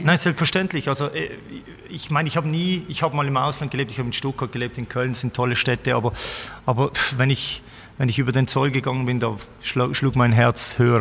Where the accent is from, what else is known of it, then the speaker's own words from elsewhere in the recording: Birseck region, Basel-Landschaft, Switzerland; in der Region Birsek, wo ich aufgewachsen bin